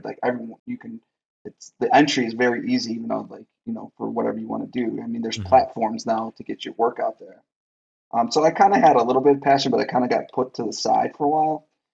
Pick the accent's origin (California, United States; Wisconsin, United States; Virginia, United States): Wisconsin, United States; Milwaukee; we're from Milwaukee